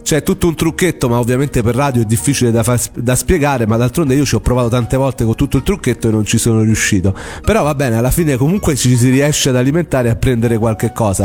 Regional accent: Rome, Lazio, Italy; come si dice dalle mie parti a Roma

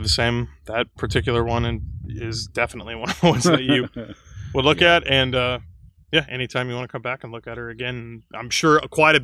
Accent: Southwest Illinois, United States; I grew up in Southwest Illinois, close enough to St. Louis that going to the zoo was kind of a day trip

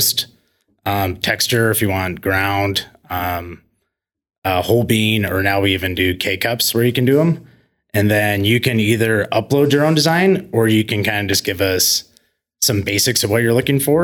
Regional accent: Coeur d'Alene, Idaho, United States; moved away; I grew up in Coeur d'Alene, Idaho

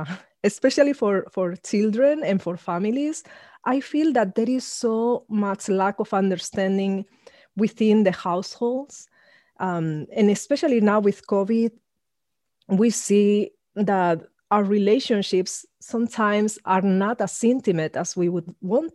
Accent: Spain; I grew up in Spain, being the only Black person around that I met until I was 13, about to turn 14

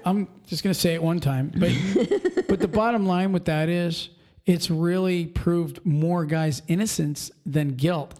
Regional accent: Pennsylvania, United States; Pennsylvania, we're from Pennsylvania

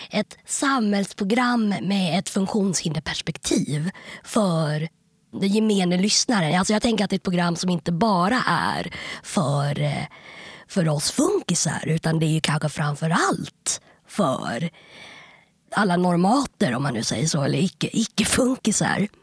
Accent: Stockholm, Stockholm County, Sweden; jag är uppväxt på Kungsholmen

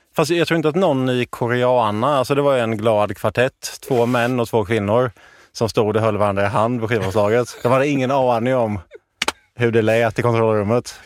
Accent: Jönköping, Jönköping County, Sweden; moved away; när jag var hemma i Jönköping

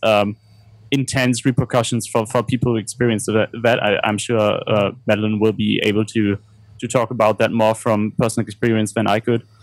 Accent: Germany; growing up in Germany

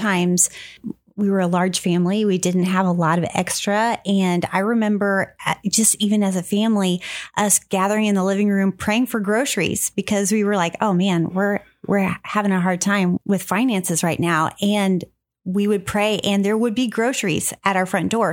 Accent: Jefferson City, Missouri, United States; we grew up in Jefferson City, Missouri, and we are sisters

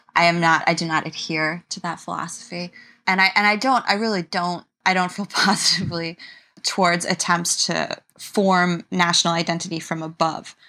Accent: New York, United States; I'm from New York, which is, of course, such a multilingual city

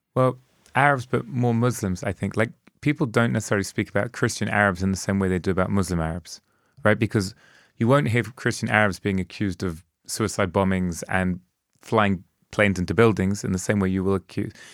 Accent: London, United Kingdom; I grew up in London during, during that time

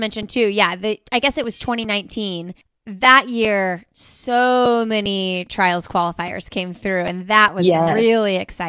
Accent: Indiana, United States; moved away as an adult; now in Raleigh, United States; I lived in Indiana my whole life.

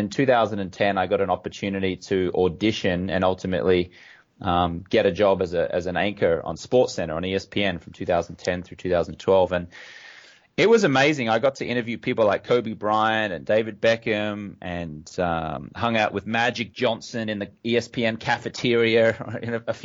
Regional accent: Brisbane, Queensland, Australia; moved away as an adult; also born or lived in London, United Kingdom; now in United States; I grew up in Australia, as you can tell from my accent. Grew up in Brisbane, Australia.

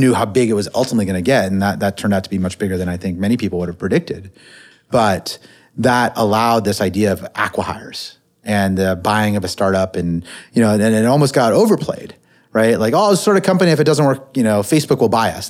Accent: Silicon Valley, California, United States; I grew up in the Silicon Valley

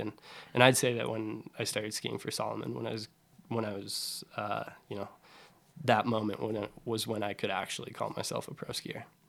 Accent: Summit County, Colorado, United States; I grew up in Colorado, right, in Summit County

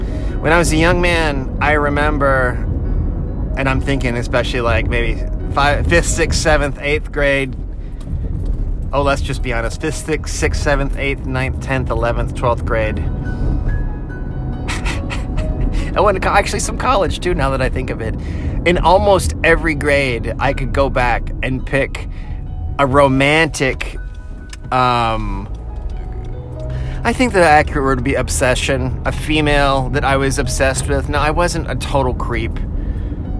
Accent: Virginia Beach, Virginia, United States; now in Nashville, United States; I grew up in Virginia Beach, Virginia

